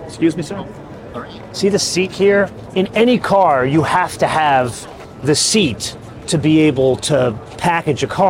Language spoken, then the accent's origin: English; Los Angeles, California, United States; Welcome to my hometown, sir.